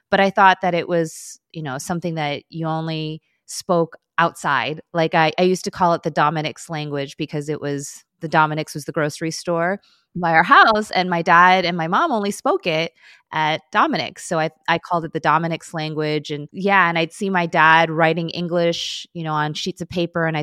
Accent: Chicago, Illinois, United States; first language Korean; English is a second language; I'm in Chicago.

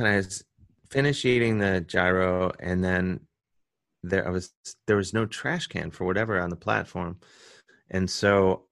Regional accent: Cleveland, Ohio, United States; now in New York, United States; I'm from Cleveland, so I say gyro

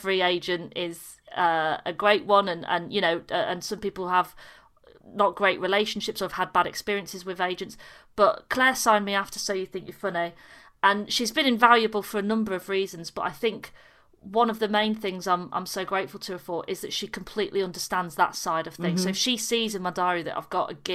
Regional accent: Yorkshire and the Humber, United Kingdom; got all the way home back in Yorkshire

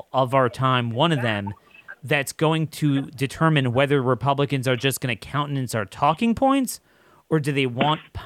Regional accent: Maryland, United States; I'm from Maryland

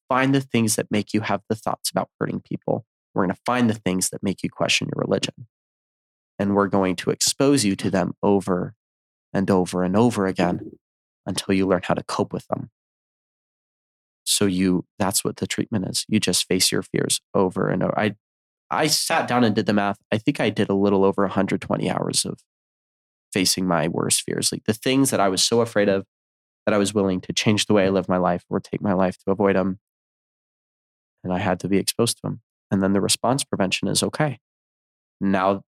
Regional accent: Virginia, United States; also born or lived in Utah; When I moved from Utah, I had gone back home to Virginia

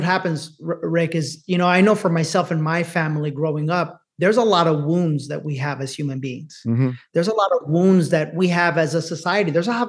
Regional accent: Bronx, New York, United States; to think poor me because I'm a Latino, to think poor me because I grew up in the Bronx, to think poor me because I'm a woman

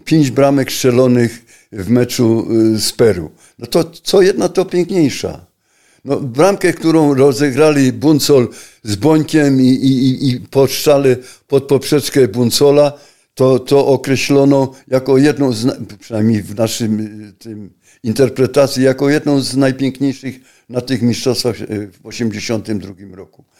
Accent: Silesian Voivodeship, Poland; ja pochodzę ze Śląska, na Śląsku mieszkam

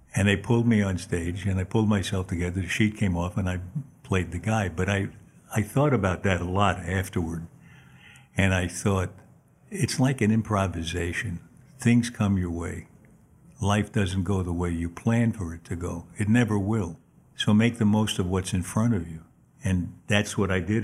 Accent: New York City, New York, United States; I was born in Manhattan on thirty-third Street and thir, actually thirty-second and Third Avenue.

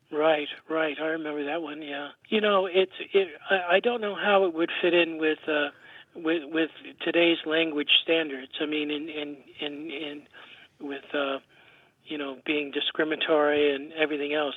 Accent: England, United Kingdom; now in Cavendish, Vermont, United States; I grew up in England, uh, in the fifties and sixties, and, um, my grandfather was a Cockney

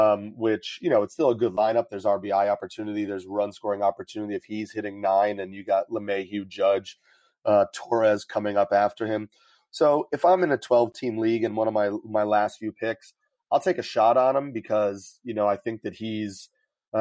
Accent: New York, United States; I'm from New York

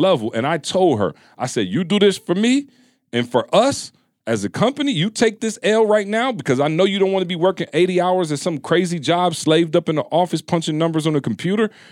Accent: Midwest, United States; we come from the Midwest

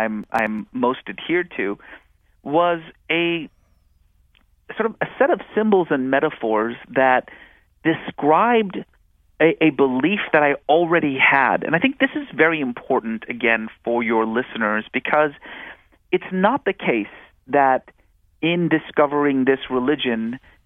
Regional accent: California, United States; also born or lived in Iran; I was born in Iran and lived there until 1979 when the Iranian Revolution forced us from our home and we settled in the United States. And growing up in California in the 1980s

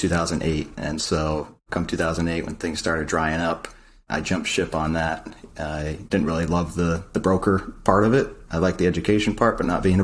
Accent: New Hampshire, United States; moved away as an adult; also born or lived in South Florida; I grew up actually in the Northeast, New Hampshire

